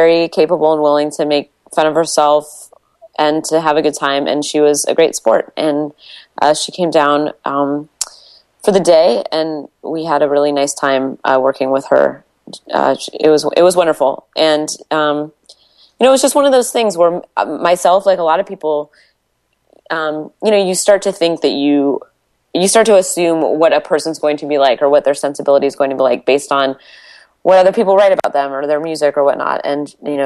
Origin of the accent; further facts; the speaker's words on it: Washington, United States; I grew up in Washington State